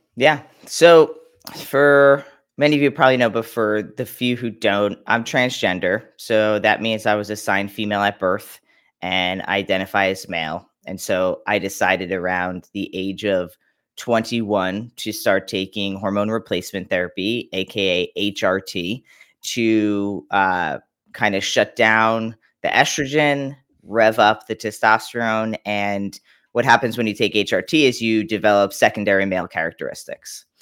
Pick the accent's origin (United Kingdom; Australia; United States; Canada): United States; Long Island, New York; born in New York, Long Island